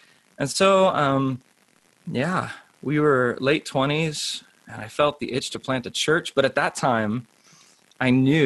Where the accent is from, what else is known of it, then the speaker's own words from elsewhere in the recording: Southern California, United States; I grew up in Southern California